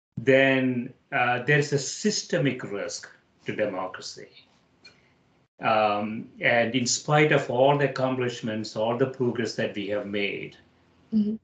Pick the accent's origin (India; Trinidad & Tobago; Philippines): India; moved away as an adult; now in United States; I grew up in India